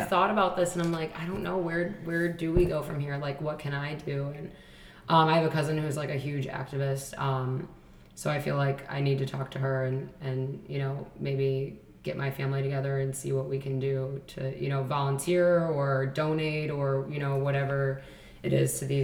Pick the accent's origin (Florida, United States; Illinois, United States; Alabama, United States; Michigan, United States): Illinois, United States; Chicago; I grew up on the South Side of Chicago